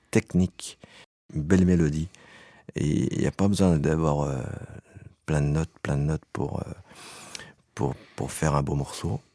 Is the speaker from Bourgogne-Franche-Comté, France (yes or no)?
no; Savoie, Auvergne-Rhône-Alpes, France; je viens de Savoie